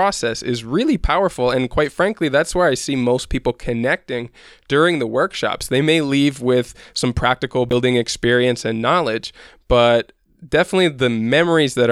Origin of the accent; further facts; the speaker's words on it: Midwest, United States; moved away as an adult; now in Guatemala; I grew up in the Midwest